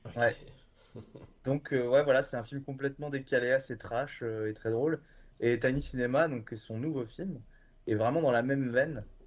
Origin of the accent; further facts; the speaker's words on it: Bordeaux, Nouvelle-Aquitaine, France; moved away as an adult; also born or lived in Lyon; now in Paris, France; je viens de, Bordeaux, je viens de Bordeaux, à la base